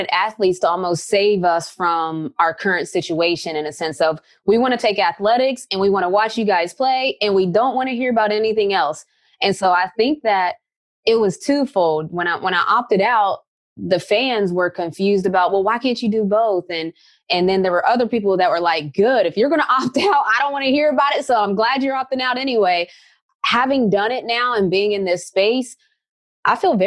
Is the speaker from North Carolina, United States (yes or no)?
no; West Virginia, United States; moved away as an adult; also born or lived in Connecticut; I'm coming from West Virginia